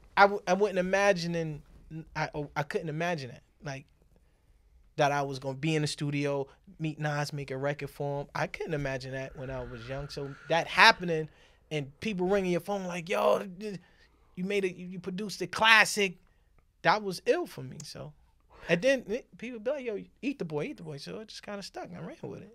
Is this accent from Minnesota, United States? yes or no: no; New York City, New York, United States; I grew up on Manhattan Avenue and Lenox Avenue